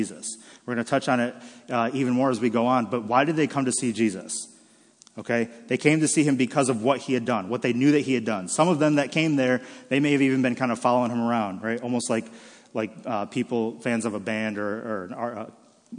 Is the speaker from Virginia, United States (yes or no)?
no; Michigan, United States; born and raised in Michigan